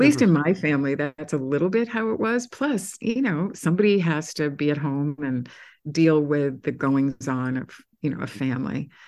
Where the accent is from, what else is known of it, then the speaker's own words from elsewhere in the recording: Massachusetts, United States; now in New York City, United States; I'm from Massachusetts